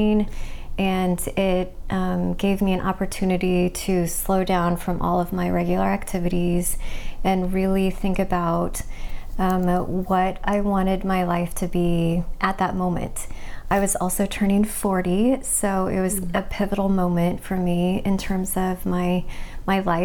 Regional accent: Kansas City, Missouri, United States; moved away as an adult; also born or lived in Colorado; now in Portland, United States; I grew up in the Midwest in Kansas City, Missouri

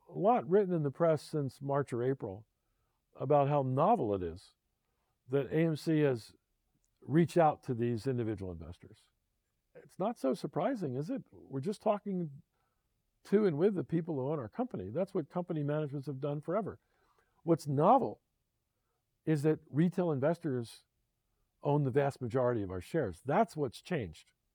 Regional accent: Philadelphia, Pennsylvania, United States; my hometown, Philadelphia

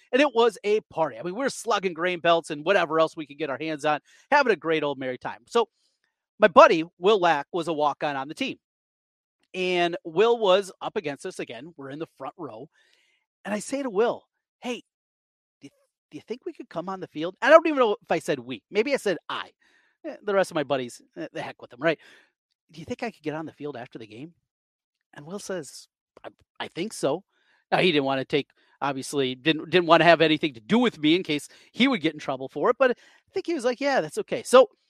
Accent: Osage, United States; A lot of people that I grew up with in Osage

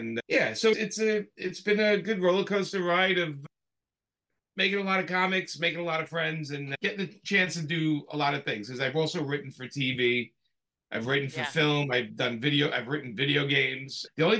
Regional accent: Brooklyn, New York, United States; Yeah, so I was born and raised in Brooklyn, New York, and had three brothers

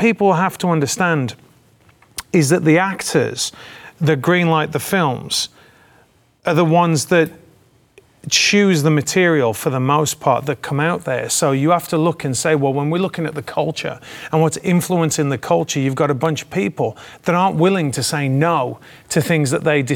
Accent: England, United Kingdom; moved away; back home in England, my old home in England.

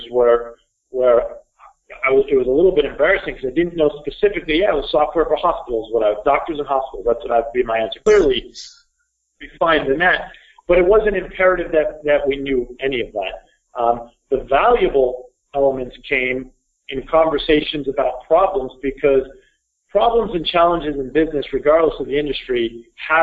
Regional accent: Burlington, Vermont, United States; grew up here in Burlington, Vermont.

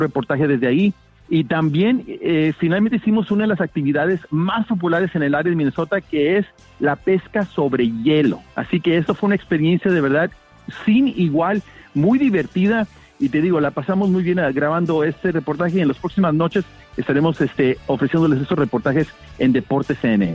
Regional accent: Mexico; now in Miami, United States; yo siendo mexicano

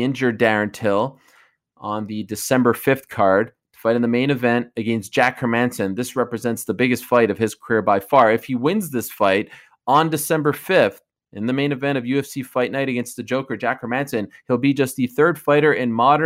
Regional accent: Canada; It's also Remembrance Day in my home country of Canada.

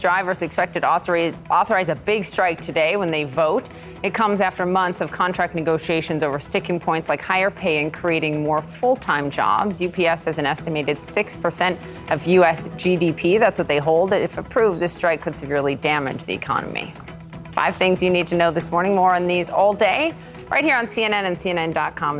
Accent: Minnesota, United States; moved away; my home state, Minnesota

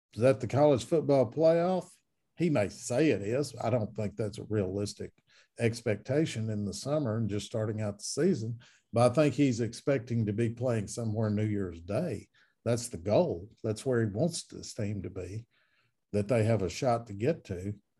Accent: Warren, Arkansas, United States; my hometown of Warren, Arkansas

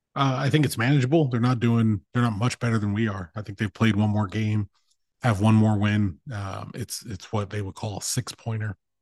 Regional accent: United States; I'm an American

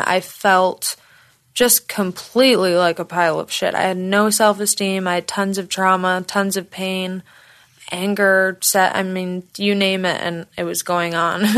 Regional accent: Michigan, United States; moved away as an adult; also born or lived in Florida; now in Los Angeles, United States; I'm originally from Michigan, but I lived in Florida for a very long time. Okay, I haven't lived in Michigan since I was like 22

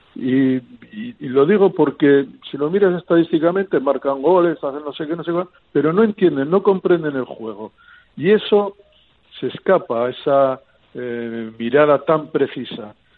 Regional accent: Barakaldo, Basque Country, Spain; mi pueblo Baracaldo

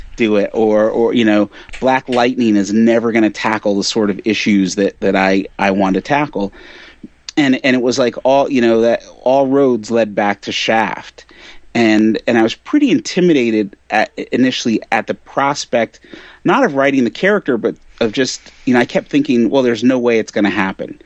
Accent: Connecticut, United States; I grew up right outside New York City in Connecticut

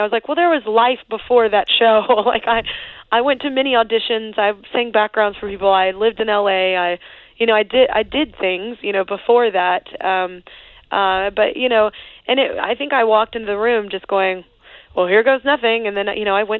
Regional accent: Texas, United States; I'm Texan. I grew up, like, in it, you know, like, and especially Texas country

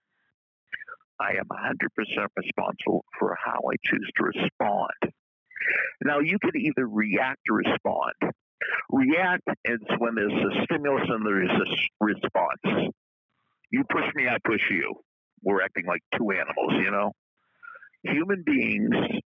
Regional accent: New England, United States; we're both from New England

